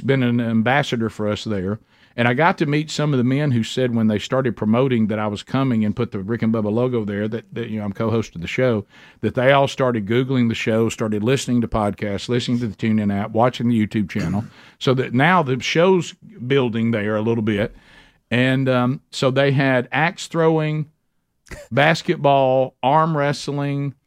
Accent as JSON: {"language": "English", "region": "Alabama", "country": "United States", "said": "I'm from Alabama"}